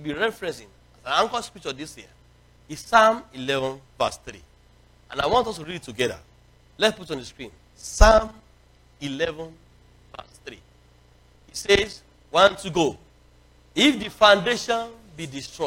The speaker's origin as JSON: {"language": "English", "country": "Nigeria", "tie": "born or raised there", "said": "when I was young, you know, growing up in Nigeria, in the 70s and early 80s"}